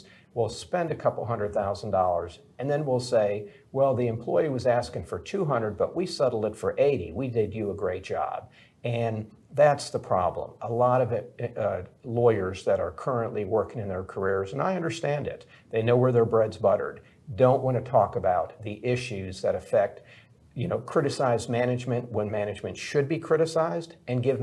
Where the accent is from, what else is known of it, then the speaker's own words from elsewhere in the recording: Milwaukee, Wisconsin, United States; I grew up in Milwaukee, Wisconsin.